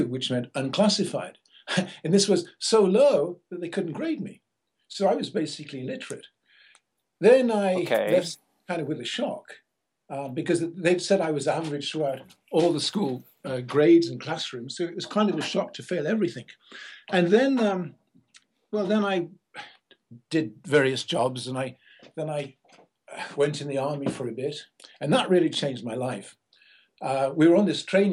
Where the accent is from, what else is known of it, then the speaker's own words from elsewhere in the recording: Liverpool, North West England, United Kingdom; I was born in Liverpool in England